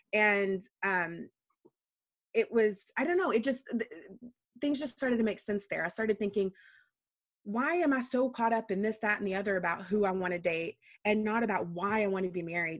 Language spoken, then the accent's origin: English; Texas, United States; moved away as an adult; also born or lived in Washington, D.C.; I grew up in Texas